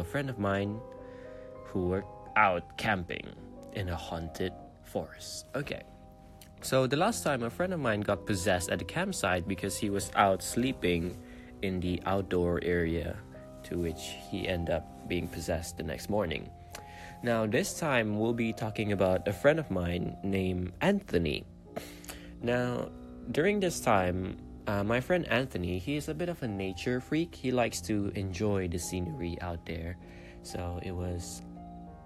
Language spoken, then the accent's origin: English; Brunei; I come from Brunei.